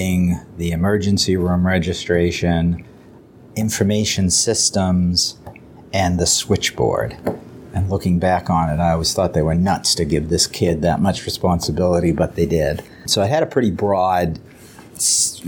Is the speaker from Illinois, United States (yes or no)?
no; Dover, New Hampshire, United States; I grew up in Dover, New Hampshire.